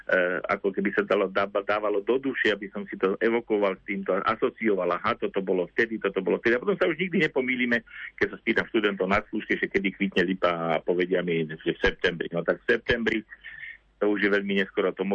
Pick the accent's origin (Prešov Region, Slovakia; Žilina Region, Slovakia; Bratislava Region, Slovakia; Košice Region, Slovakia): Žilina Region, Slovakia; Liptovské Revúce; na základnej škole u nás v Litovských revúcach